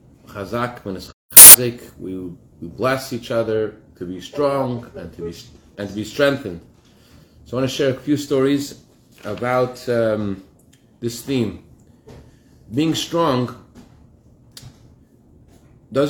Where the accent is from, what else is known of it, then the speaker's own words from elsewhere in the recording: Massachusetts, United States; when I was a child growing up in Massachusetts